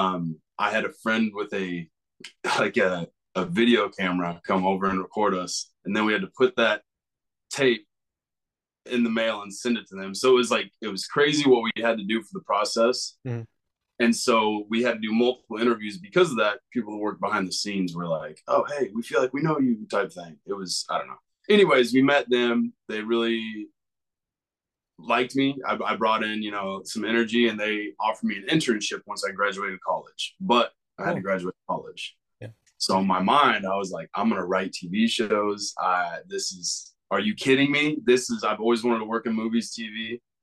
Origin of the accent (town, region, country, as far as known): Kansas, United States; born or raised there